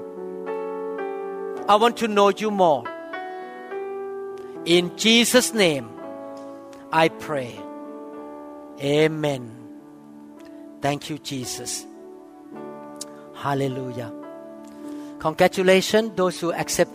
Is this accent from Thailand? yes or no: yes; Thailand; I grew up that way in Thailand